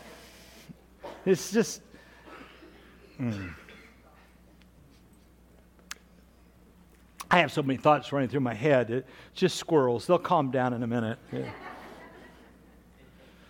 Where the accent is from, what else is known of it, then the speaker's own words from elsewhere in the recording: Kansas, Oklahoma, United States; I grew up in Kansas, Oklahoma